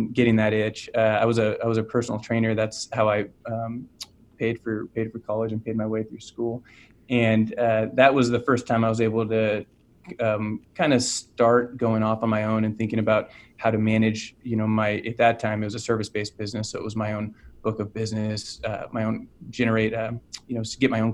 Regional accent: Orangevale, California, United States; So I grew up in California in a small town called Orangevale, which is outside of Sacramento.

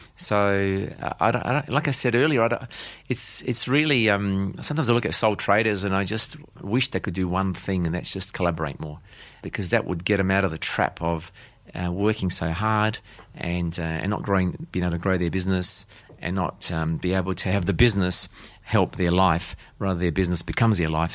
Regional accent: South Australia, Australia; I was born and raised here in South Australia

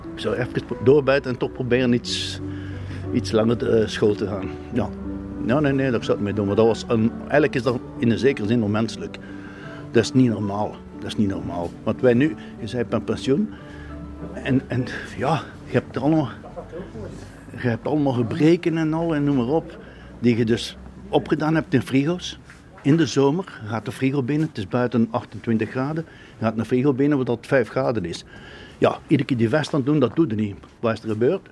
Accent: Ghent, Flanders, Belgium; ik ben geboren in Maria Mittlerijs

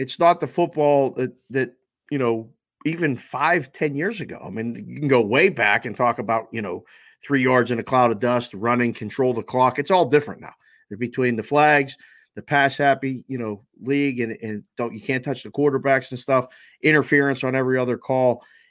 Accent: Pittsburgh, Pennsylvania, United States; I'm born and raised in Pittsburgh. I grew up in the days of the Steel Curtain, lived next door to Jack Ham for a few years.

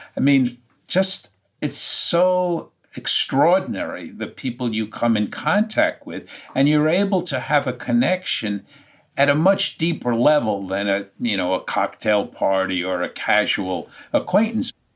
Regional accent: New York, United States; being a New Yorker in my heart and soul

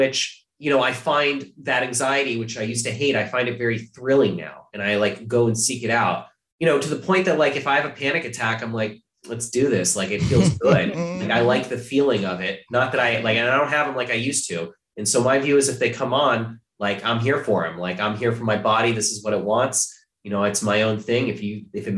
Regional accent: Ohio, United States; now in New York, United States; I'm from Ohio

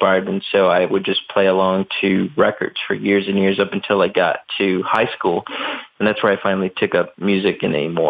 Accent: Chicago, Illinois, United States; growing up in Chicago, obviously massive sports fan

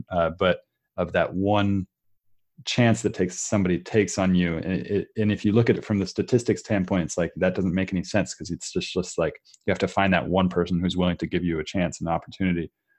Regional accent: Redwood City, California, United States; I grew up in Redwood City, and I grew up in technology.

